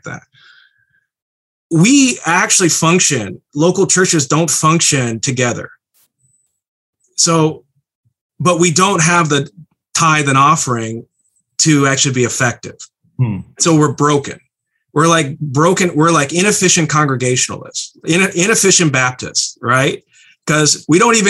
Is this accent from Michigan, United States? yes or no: yes; Berrien Springs, Michigan, United States; I grew up in the Mecca, Bering Springs, and I was raised in the system